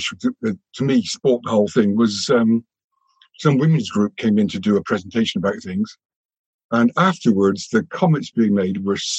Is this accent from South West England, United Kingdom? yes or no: yes; Bristol, South West England, United Kingdom; moved away as an adult; also born or lived in Wiltshire; I was brought up in Tony Benn's old constituency